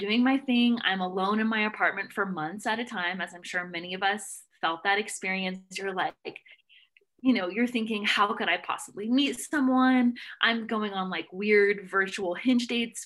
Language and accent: English; Nashville, Tennessee, United States; moved away; I'm from Nashville.